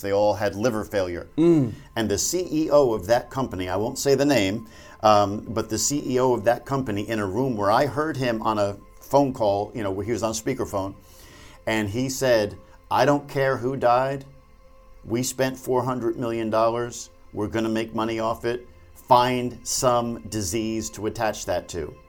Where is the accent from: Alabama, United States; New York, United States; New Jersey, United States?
New Jersey, United States; I'm from Jersey